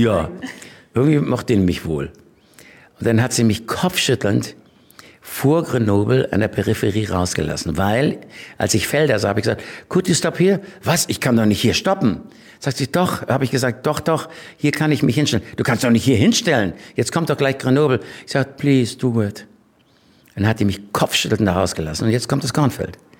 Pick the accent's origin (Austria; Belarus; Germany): Germany; Schleswig-Holstein; ich bin in Schleswig-Holstein groß geworden